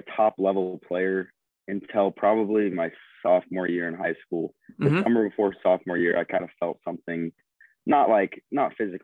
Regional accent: Oklahoma City, Oklahoma, United States; I'm from Oklahoma City, and I grew up around a dad who was playing golf.

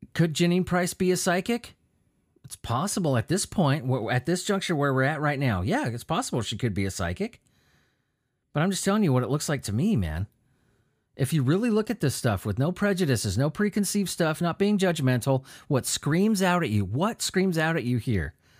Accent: California, United States; I grew up in California

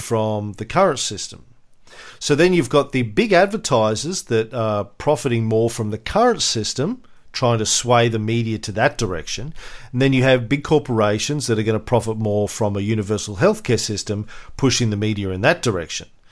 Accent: Australia; as an Aussie

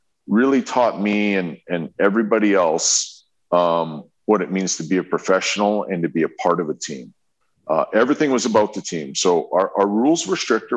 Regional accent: Fishing Lake, Alberta, Canada; moved away; I'm from Fishing Lake, Alberta

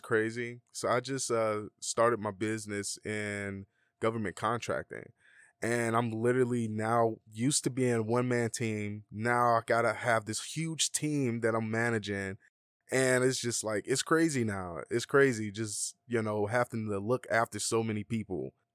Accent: Atlanta, Georgia, United States; moved away as an adult; now in Las Vegas, United States; I'm from Atlanta

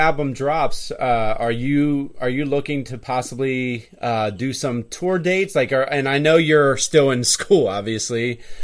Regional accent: Hershey, Pennsylvania, United States; we are from the Hershey, PA area

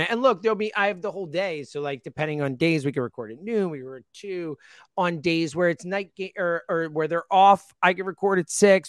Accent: United States; I'm American and that's my country and I live here

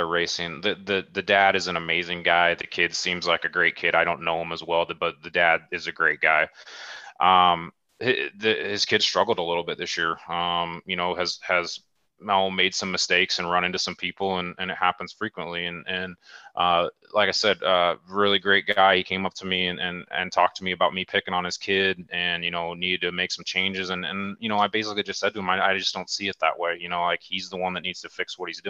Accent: Omaha, Nebraska, United States; I grew up in Omaha

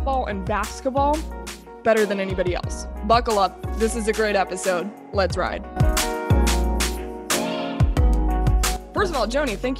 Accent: South Florida, United States; I'm from South Florida.

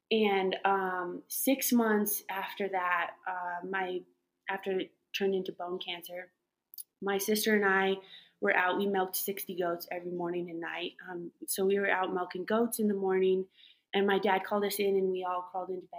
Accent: Masonville, Colorado, United States; I grew up in a little town called Masonville, which is west of Loveland and Fort Collins area

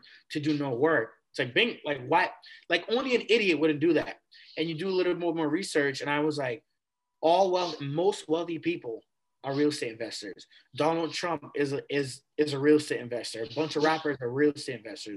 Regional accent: Malden, Massachusetts, United States; also born or lived in Wakefield, Massachusetts; I grew up in Malden, Massachusetts, you know, elementary, middle school, high school, went to all Malden public schools

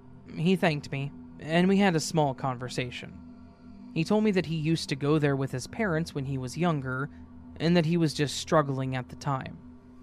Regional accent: Oklahoma, United States; also born or lived in Massachusetts; I decided that during the spring break, I would move from Mass back to my home state of Oklahoma to be close to my mother.

